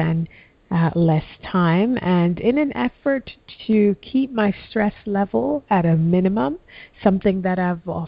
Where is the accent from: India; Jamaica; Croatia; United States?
Jamaica; moved away; when I was a little girl growing up in Jamaica